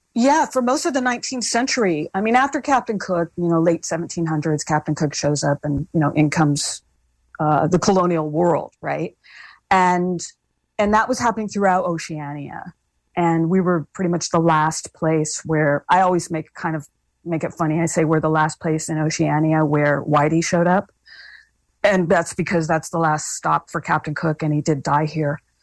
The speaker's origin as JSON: {"language": "English", "region": "Hawaii", "country": "United States", "said": "being Hawaiian"}